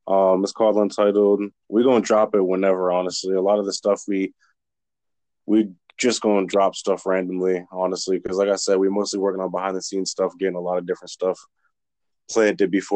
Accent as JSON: {"language": "English", "region": "New Hampshire", "country": "United States", "tie": "born or raised there", "also_born_or_lived": "Rochester, New Hampshire / Fayetteville, North Carolina", "said": "I was born and raised in New Hampshire"}